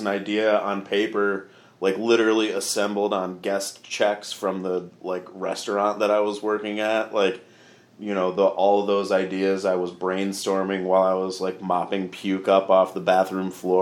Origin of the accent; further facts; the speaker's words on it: Grand Rapids, Michigan, United States; My hometown is Grand Rapids